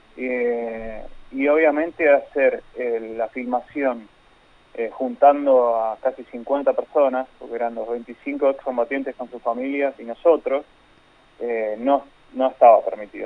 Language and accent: Spanish; Argentina; como argentinos